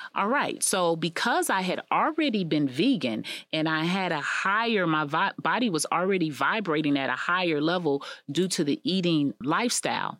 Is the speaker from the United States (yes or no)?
yes; United States; also born or lived in Israel; as an American